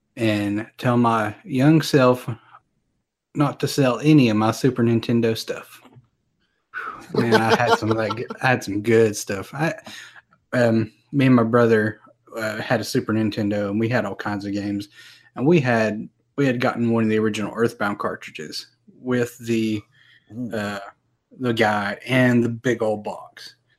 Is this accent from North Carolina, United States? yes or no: yes; North Carolina, United States; Well, you know, we got snow every now and then. And, you know, back in 93, we had that big old blizzard.